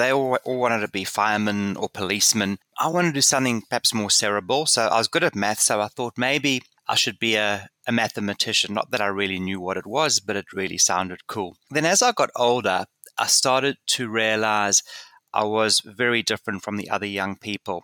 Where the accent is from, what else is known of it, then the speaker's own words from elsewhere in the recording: South Africa; growing up in South Africa